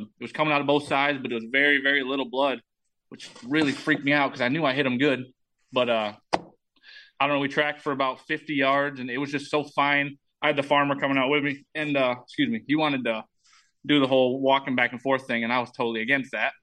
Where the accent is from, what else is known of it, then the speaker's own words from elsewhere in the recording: Michigan, United States; moved away as an adult; now in Iowa, United States; I'm I'm from Michigan